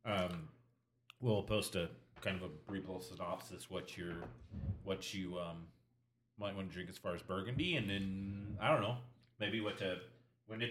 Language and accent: English; Nampa, Idaho, United States; We're from Nampa.